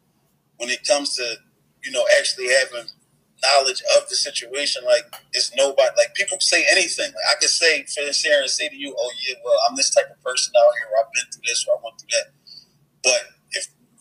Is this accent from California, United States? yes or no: no; Philadelphia, Pennsylvania, United States; I'm from North Philly, so where my block, you know, where I grew up on